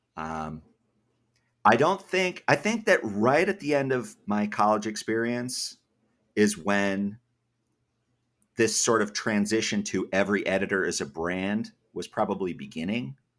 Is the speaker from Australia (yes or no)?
no; Massachusetts, United States; moved away as an adult; also born or lived in Georgia; I grew up in Massachusetts